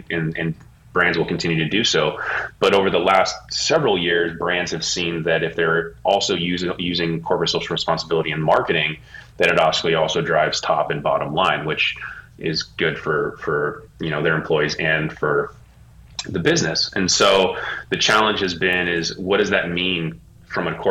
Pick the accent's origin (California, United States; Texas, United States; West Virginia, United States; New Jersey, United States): California, United States; Bay Area; moved away as an adult; now in Los Angeles, United States; I'm from the Bay Area. I grew up there, and I lived there pretty much my whole entire life. And I moved down to LA about 15 years ago